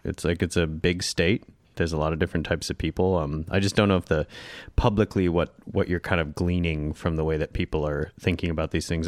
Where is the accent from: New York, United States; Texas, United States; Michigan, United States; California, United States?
Michigan, United States; Northern; we grew up in Northern Michigan